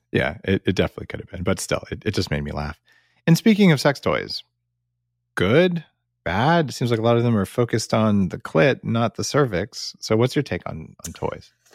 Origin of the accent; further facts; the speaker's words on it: United States; moved away as an adult; now in Canada; I'm an American living in Canada for ten years